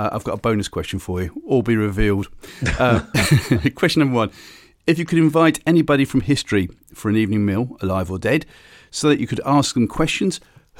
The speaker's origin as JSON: {"language": "English", "town": "Bristol", "region": "South West England", "country": "United Kingdom", "tie": "born or raised there", "said": "in my days growing up in Bristol, I always used to listen to Red Dragon Radio"}